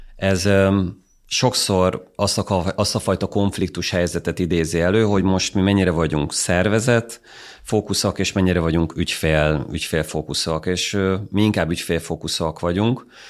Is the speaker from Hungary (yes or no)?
yes; Hungary; magyarok vagyunk Nyugat-Európában